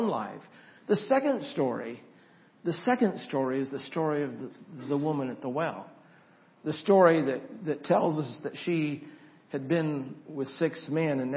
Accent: Idaho, United States; I grew up in Idaho

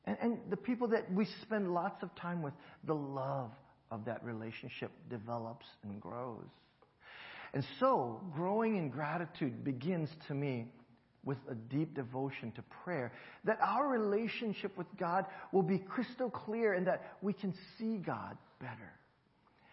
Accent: Hawaii, United States; moved away; growing up in Hawaii

